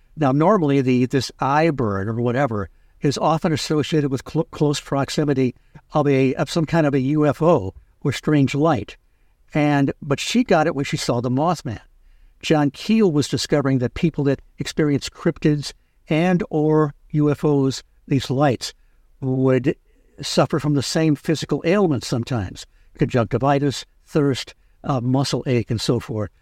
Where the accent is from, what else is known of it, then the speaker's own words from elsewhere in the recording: Michigan, United States; I grew up in Michigan